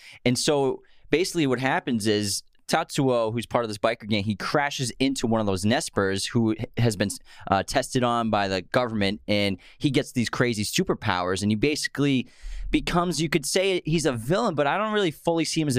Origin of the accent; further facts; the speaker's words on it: Boston, Massachusetts, United States; Yeah, and also, we're just from Boston. We pronounce everything wrong by accident anyways.